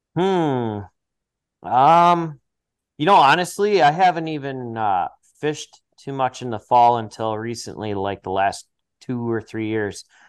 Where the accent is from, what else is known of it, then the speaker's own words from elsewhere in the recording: Eagle River, Wisconsin, United States; I'm born and raised in Eagle River, and, uh, I've lived up here pretty much my whole life